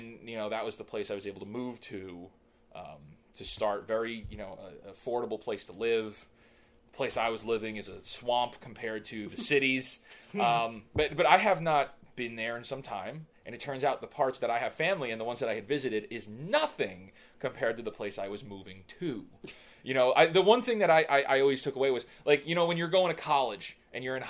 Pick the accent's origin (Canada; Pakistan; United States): United States; New York City, New York; moved away as an adult; now in North Carolina, United States; I was born and raised in Staten Island, New York